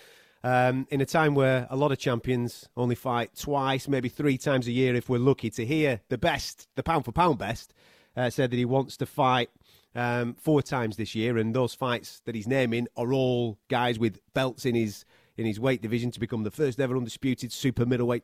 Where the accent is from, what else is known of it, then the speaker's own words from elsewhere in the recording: United Kingdom; as British fight fans